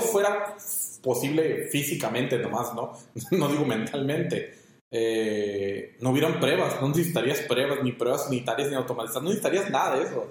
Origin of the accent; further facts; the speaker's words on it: Mexico; como mexicanos